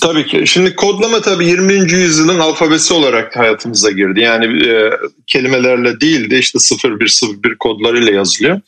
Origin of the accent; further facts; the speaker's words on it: Turkey; Yani ben köylü çocuğum. Köyde yetiştim 18 yaşına kadar